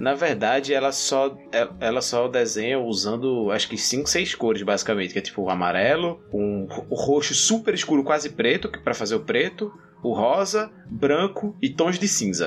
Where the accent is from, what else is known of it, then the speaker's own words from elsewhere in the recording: Northeast Region, Brazil; para mim que sou nordestino